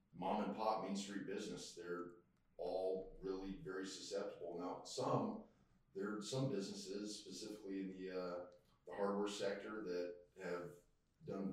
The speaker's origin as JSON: {"language": "English", "region": "Colorado", "country": "United States", "tie": "born or raised there", "also_born_or_lived": "Texas / Phoenix, Arizona", "moved": "as an adult", "lives_now": "East Texas, United States", "said": "I was born and raised in Colorado"}